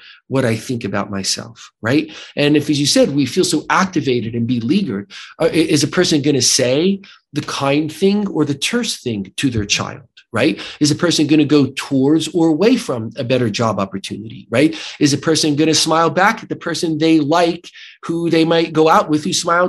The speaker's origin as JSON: {"language": "English", "country": "United States", "accent": "American", "said": "my terrible American accent"}